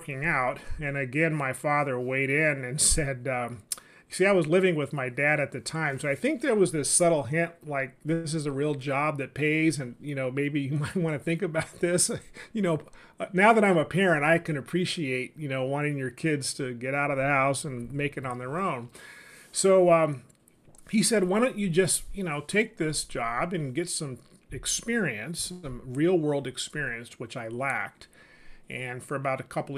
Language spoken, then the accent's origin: English; Sacramento, California, United States; moved away as an adult; also born or lived in Washington, D.C.; I was born and raised in California, specifically Sacramento.